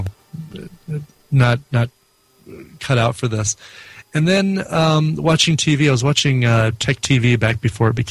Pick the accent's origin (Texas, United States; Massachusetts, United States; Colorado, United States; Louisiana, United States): Colorado, United States; Arvada; also born or lived in Denver, Colorado; Grew up actually here in Colorado